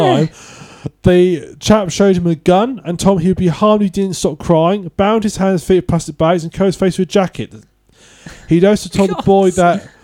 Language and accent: English; United Kingdom; I am British